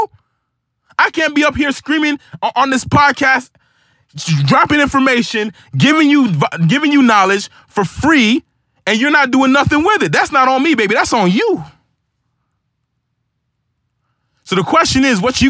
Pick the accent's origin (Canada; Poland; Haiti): Haiti; moved away; I was born in Haiti